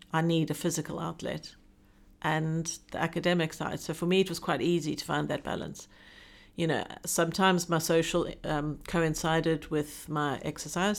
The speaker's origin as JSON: {"language": "English", "country": "South Africa", "tie": "born or raised there", "moved": "as an adult", "lives_now": "Hong Kong", "said": "I'm South African born and an expatriate living in Hong Kong. I've, having lived, this is, oh, twenty-five and a half years now"}